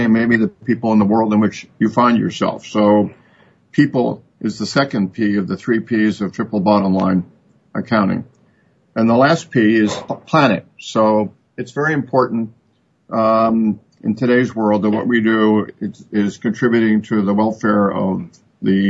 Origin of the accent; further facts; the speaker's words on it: United States; we in America are used to thinking in the units of a million